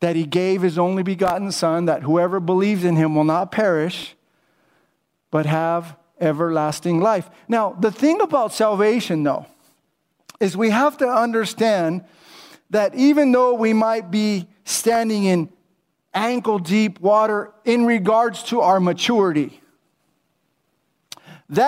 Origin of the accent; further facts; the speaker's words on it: Whittier, California, United States; I grew up in Whittier, California